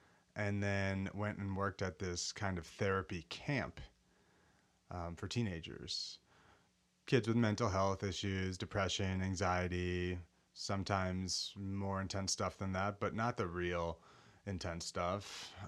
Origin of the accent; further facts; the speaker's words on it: Golden Valley, Minnesota, United States; I grew up in Golden Valley, Minnesota, suburb of Minneapolis, Minnesota.